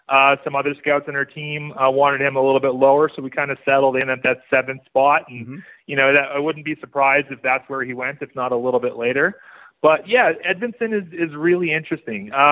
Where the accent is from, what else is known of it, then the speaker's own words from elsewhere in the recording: Saskatchewan, Canada; now in Calgary, Canada; I'm originally from Saskatchewan, but I've been based in Calgary since 2016.